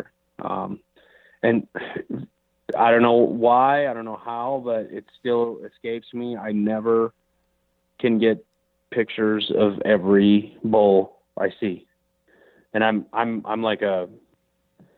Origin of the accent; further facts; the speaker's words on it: Minnesota, United States; I grew up in the Midwest in Minnesota